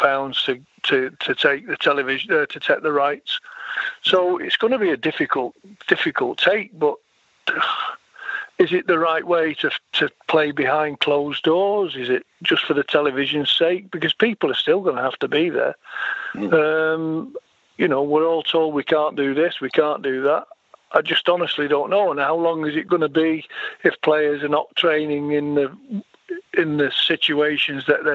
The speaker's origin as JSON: {"language": "English", "town": "Sale", "region": "North West England", "country": "United Kingdom", "tie": "born or raised there", "also_born_or_lived": "Manchester / America", "said": "I lived out in a place called Sale, southeast Manchester"}